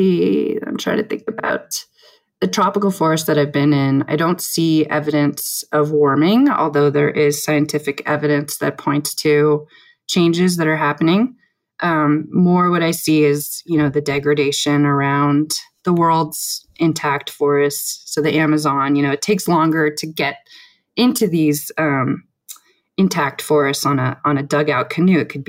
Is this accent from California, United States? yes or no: yes; San Francisco, California, United States; also born or lived in Recife, Brazil; I grew up in San Francisco